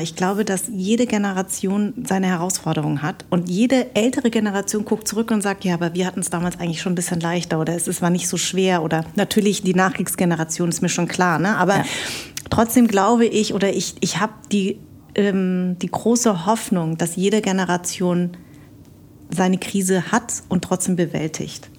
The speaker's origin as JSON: {"language": "German", "town": "Munich", "region": "Bavaria", "country": "Germany", "tie": "born or raised there", "moved": "yes", "lives_now": "Berlin, Germany", "said": "ich bin ja in München groß geworden."}